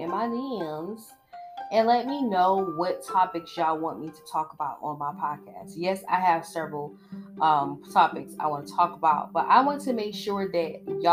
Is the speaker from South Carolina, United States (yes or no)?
no; Georgia, United States; I'm from Georgia